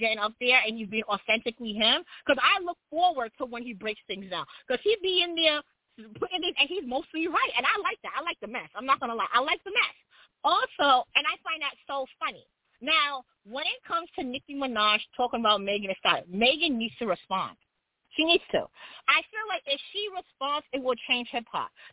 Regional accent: New York, United States; I'm both.

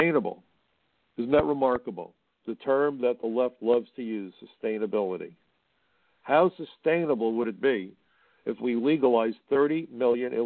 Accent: New York City, New York, United States; I'm a kid from Brooklyn

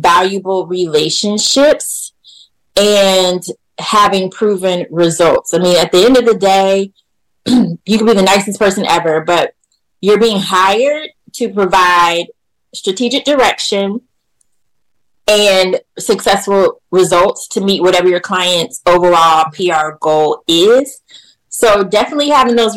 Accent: Jacksonville, Florida, United States; I'm from Jacksonville, Florida.

